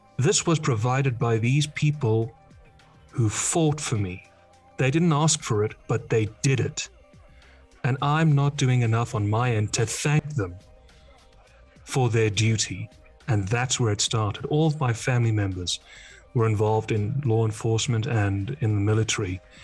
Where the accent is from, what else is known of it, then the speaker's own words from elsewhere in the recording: Netherlands; also born or lived in England; I don't identify anymore as a Dutchman, I identify as an Englishman